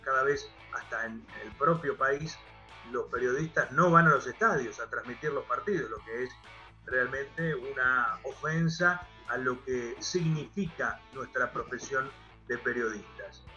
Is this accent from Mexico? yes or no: no; Argentina; aquí en mi país